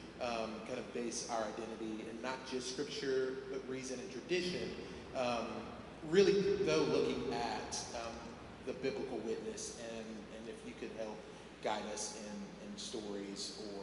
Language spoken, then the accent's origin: English; South Carolina, United States; I grew up in South Carolina, which is a very conservative state.